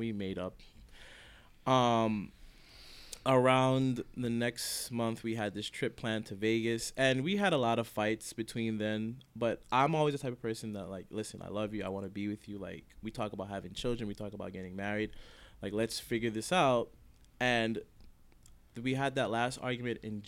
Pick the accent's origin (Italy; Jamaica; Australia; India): Jamaica; I'm Jamaican, and her family.